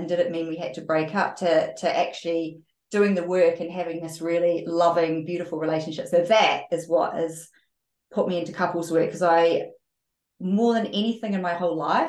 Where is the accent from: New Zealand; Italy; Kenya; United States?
New Zealand; I grew up in New Zealand